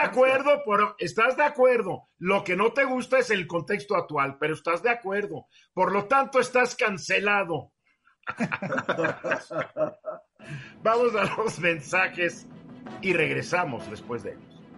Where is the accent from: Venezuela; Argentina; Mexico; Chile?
Mexico; aquí somos muchos mexicanos